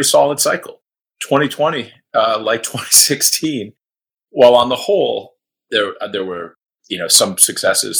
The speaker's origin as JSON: {"language": "English", "town": "Throop", "region": "Pennsylvania", "country": "United States", "tie": "born or raised there", "said": "Northeastern Pennsylvania, where I grew up near Scranton, incredibly deep Democratic area"}